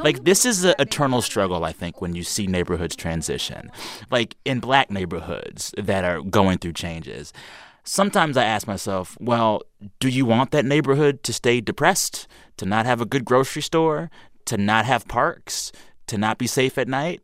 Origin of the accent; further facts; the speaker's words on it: San Antonio, Texas, United States; I am from South Texas